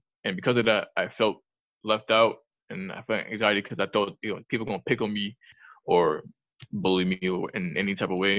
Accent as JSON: {"language": "English", "town": "New York City", "region": "New York", "country": "United States", "tie": "born or raised there", "said": "When I was younger, growing up in the Bronx"}